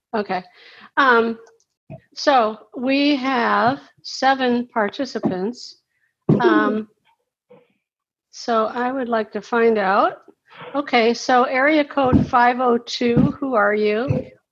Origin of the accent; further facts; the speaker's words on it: Cincinnati, Ohio, United States; now in St. Petersburg, United States; I'm in St. Petersburg, Florida, but I'm from Cincinnati